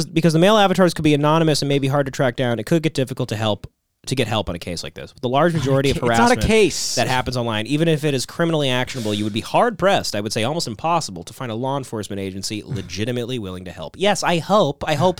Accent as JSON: {"language": "English", "region": "Moscow", "country": "Russia", "second_language": "English", "said": "To be honest, I'm from Moscow and I don't have a positive view on them."}